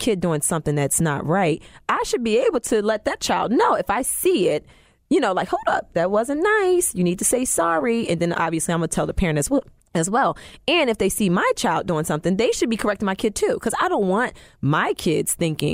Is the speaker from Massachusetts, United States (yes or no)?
no; New Jersey, United States; I'm from Jersey